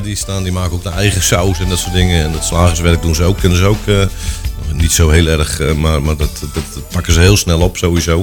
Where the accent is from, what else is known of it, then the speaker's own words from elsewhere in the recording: Schalkwijk, Utrecht, Netherlands; ik kom inderdaad uit Schalkwijk. ik heb een, mijn vader was de dorpslager in het dorp.